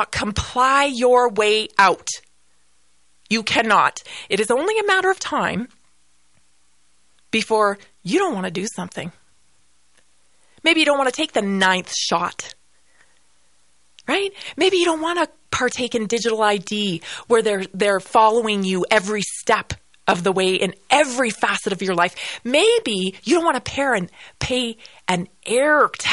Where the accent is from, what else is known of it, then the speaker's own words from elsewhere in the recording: Canada; moved away; I am Canadian